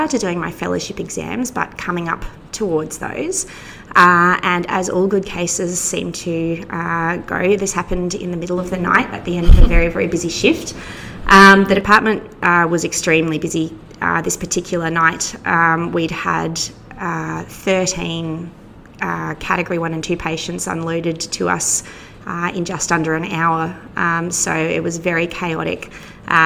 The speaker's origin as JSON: {"language": "English", "region": "Queensland", "country": "Australia", "moved": "as an adult", "lives_now": "Victoria, Australia", "said": "I'm actually a Queenslander who has been imported to Victoria"}